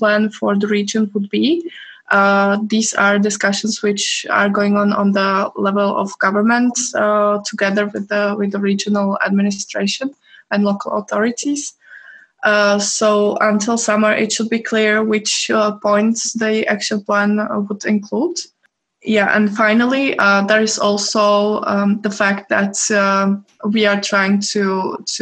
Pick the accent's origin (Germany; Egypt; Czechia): Czechia; I'm from Czech Republic